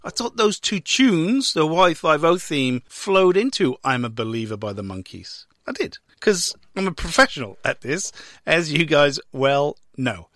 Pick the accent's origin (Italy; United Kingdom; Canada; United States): United Kingdom; Welsh, Wales; now in Victoria, Australia; I'm Welsh